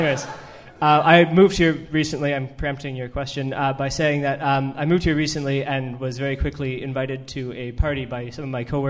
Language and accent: English; Canada; moved away as an adult; now in United Kingdom; I'm Canadian, actually